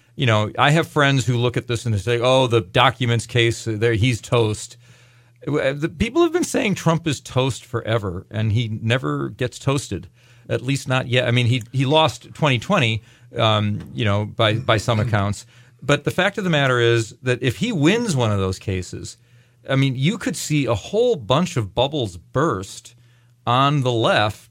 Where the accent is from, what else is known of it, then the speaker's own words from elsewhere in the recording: Lake Forest, Illinois, United States; now in Highland Park, United States; I grew up in Lake Forest